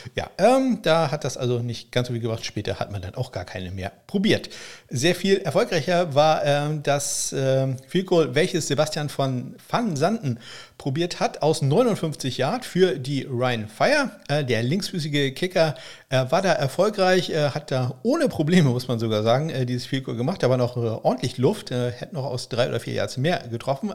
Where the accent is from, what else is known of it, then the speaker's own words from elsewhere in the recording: Northern Germany, Germany; ich bin ja Norddeutscher